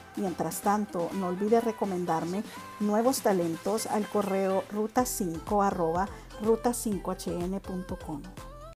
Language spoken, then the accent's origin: Spanish; Honduras; todos los que somos hondureños